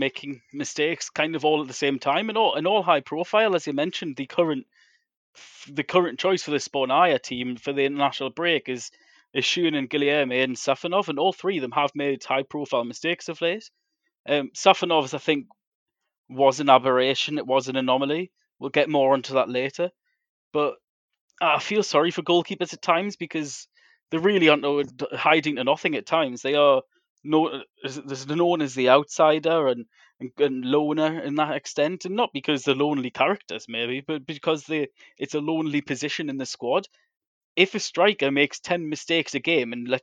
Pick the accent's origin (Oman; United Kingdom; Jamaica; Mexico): United Kingdom; England; I'm English